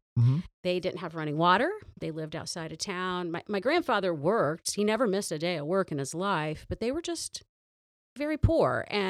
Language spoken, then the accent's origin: English; Toledo, Ohio, United States; born there; No. I was born in Toledo.